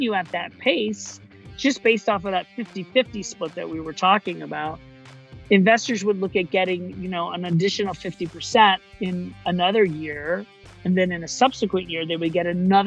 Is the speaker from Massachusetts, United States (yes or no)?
no; Orlando, Florida, United States; born or raised there; moved away as an adult; also born or lived in New York City; now in Miami, United States